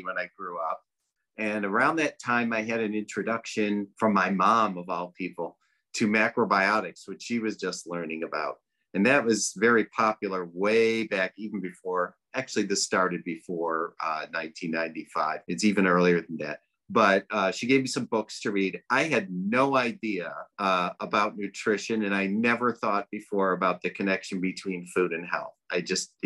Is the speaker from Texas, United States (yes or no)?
no; Detroit, Michigan, United States; moved away as an adult; also born or lived in New York; I'm from Detroit. So I moved to New York to go to Natural Gourmet Institute